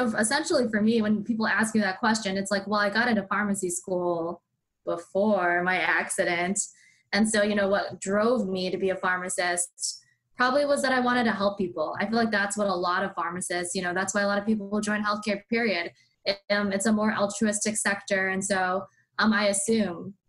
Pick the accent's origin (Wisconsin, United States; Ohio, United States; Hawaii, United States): Wisconsin, United States; Madison; I'm from Madison, Wisconsin, and I went to UW-Madison for my undergrad